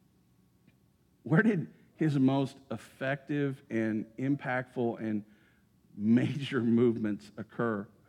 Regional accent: Greensburg, United States; my hometown of Greensburg

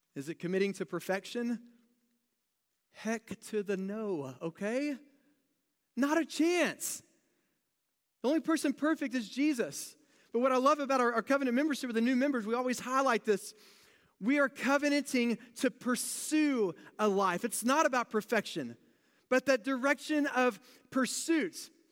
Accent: United States; being very American

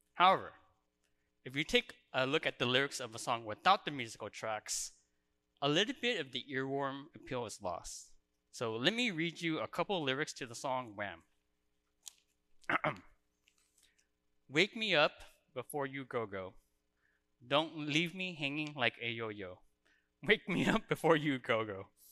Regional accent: Orange County, California, United States; now in Canada; I was born in Orange County, California.

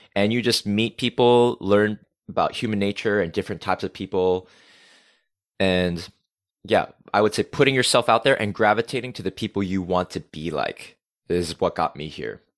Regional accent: Rhode Island, United States; accent: New England; first language English; moved away as an adult; also born or lived in South Korea; now in Seoul, South Korea; I grew up as a small town American boy in New England, small town America, in the suburbs

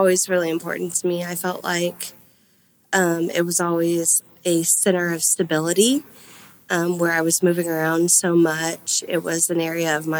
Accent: Lewisville, Texas, United States; I was born in Louisville, Denton County

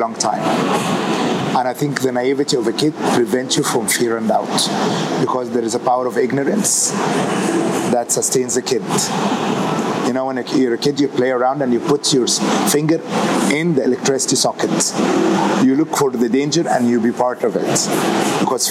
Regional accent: Wales, United Kingdom; moved away; I'm Greek Egyptian, born in Wales.

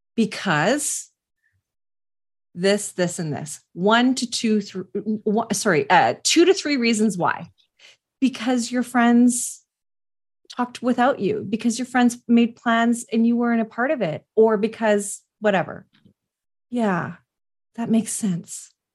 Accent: West Coast, Canada; I'm Canadian and, uh, from the West Coast

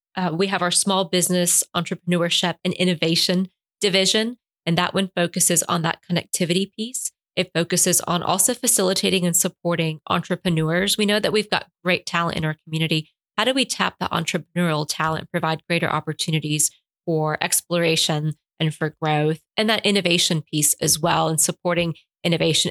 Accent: Puerto Rico; English is a second language; now in Albany, United States; My family emigrated from Cuba during the Cuban Revolution. They moved ultimately to Miami and then to Puerto Rico, where I was born

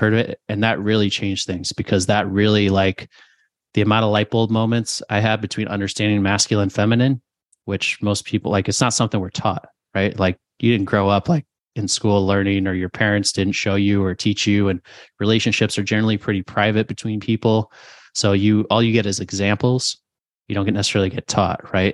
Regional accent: New Jersey, Connecticut, Northeast, United States; moved away as an adult; also born or lived in South Carolina / Phoenix, Arizona; we're from the Northeast, New Jersey, Connecticut.

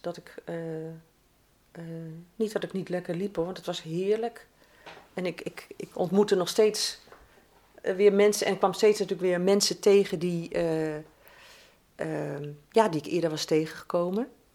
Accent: region along the IJssel, eastern Netherlands, Netherlands; moved away as an adult; now in The Hague, Netherlands; de streek waar ik geboren ben en 46 jaar gewoond heb, was geweldig om langs die IJssel te lopen.

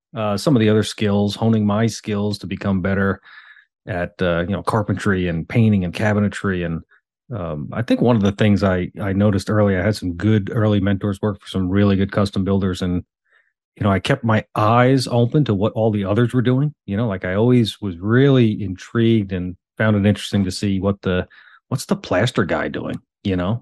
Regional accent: the Hamptons, New York, United States; moved away as an adult; now in Charlotte, United States; I was born and raised in the Hamptons

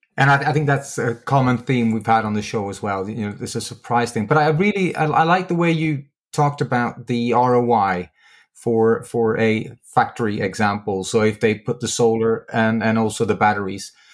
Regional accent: Sweden; my home country, which is Sweden

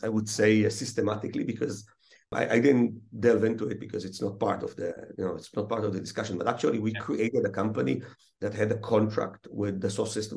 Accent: Israel; also born or lived in Russia / Chicago; almost born and raised in Israel

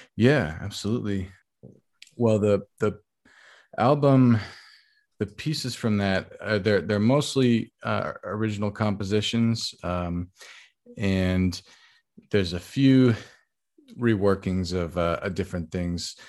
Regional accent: Bay Area, California, United States; moved away as an adult; also born or lived in Texas; now in New York City, United States; I, I grew up in the Bay Area, um, California, in the, in the peninsula

